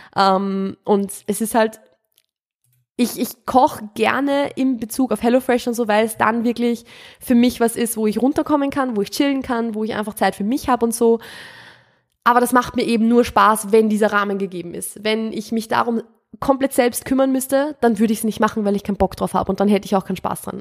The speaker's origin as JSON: {"language": "German", "country": "Austria", "tie": "born or raised there", "also_born_or_lived": "Steyr, Upper Austria", "moved": "as an adult", "lives_now": "Vienna, Austria", "said": "Ich bin keine Wienerin. Ich bin vom Land. Ich bin ein Dorfkind"}